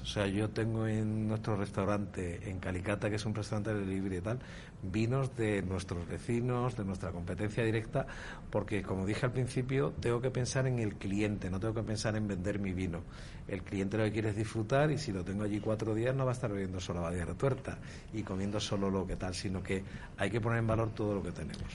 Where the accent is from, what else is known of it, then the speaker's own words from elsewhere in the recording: Seville, Andalusia, Spain; now in Valladolid, Spain; Yo soy de Sevilla